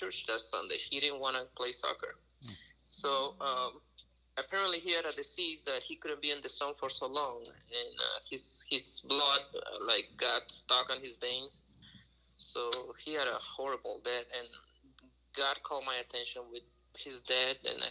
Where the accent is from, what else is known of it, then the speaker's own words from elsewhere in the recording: Reynosa, Tamaulipas, Mexico; also born or lived in Saltillo, Mexico; now in St. Louis, United States; I was born in Saltillo, but grew up in Reynosa, Mexico.